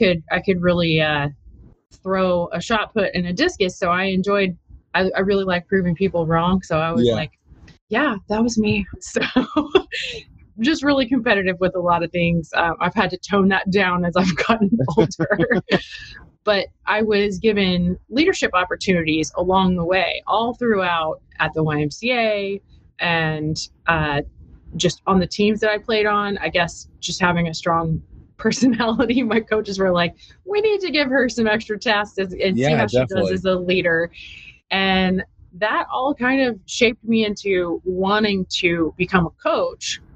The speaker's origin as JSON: {"language": "English", "town": "Austin", "region": "Texas", "country": "United States", "tie": "born or raised there", "said": "I actually am from here, born and raised in Austin"}